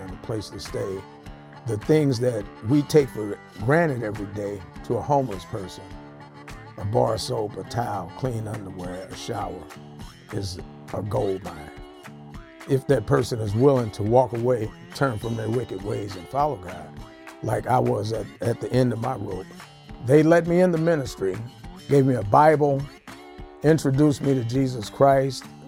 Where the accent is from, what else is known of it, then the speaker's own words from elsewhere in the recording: Ferguson, Missouri, United States; I'm from Ferguson, Missouri.